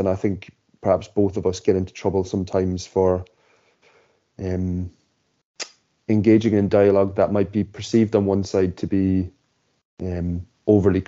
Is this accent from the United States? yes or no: no; Ireland; we both share the same experience of growing up in Ireland